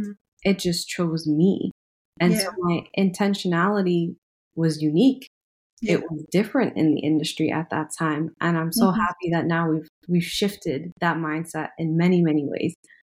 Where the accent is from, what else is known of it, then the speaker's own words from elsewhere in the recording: Trinidad & Tobago; aside from identifying as Trinidadian, I've never been to India.